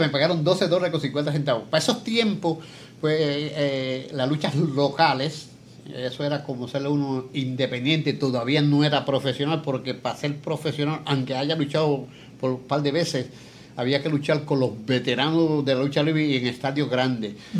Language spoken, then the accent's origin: Spanish; San Lorenzo, Puerto Rico; moved away as an adult; also born or lived in Chicago; now in Levittown, Puerto Rico; Nacido, nacido y criado en San Lorenzo. Yo nací en San Lorenzo 18 de marzo de 1946